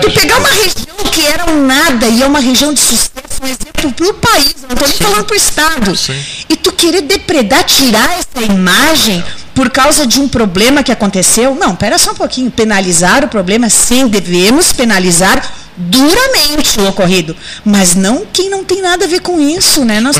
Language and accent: Portuguese; Antônio Prado, Rio Grande do Sul, Brazil; moved away as an adult; now in Pelotas, Brazil; hoje eu sou metade pelotense e metade pradense. Eu sou da Serra Natural, vim aos 18 anos para Pelotas, hoje estou com 43.